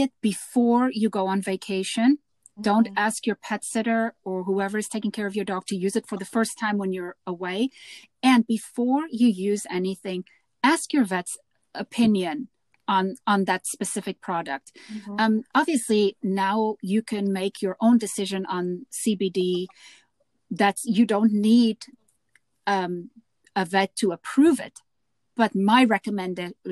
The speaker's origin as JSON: {"language": "English", "country": "South Africa", "tie": "born or raised there", "said": "growing up in South Africa"}